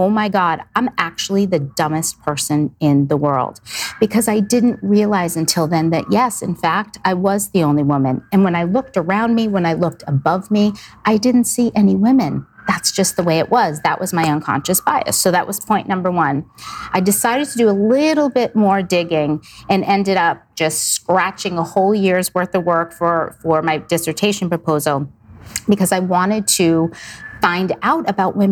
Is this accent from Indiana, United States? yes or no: no; South Shore, Massachusetts, United States; raised in Massachusetts on the South Shore, very conservative family